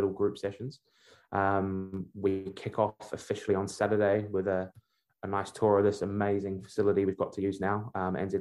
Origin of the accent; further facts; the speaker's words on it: Wellington, New Zealand; also born or lived in Birmingham, England / Sunderland, England; Although I was born in England, I grew up in Wellington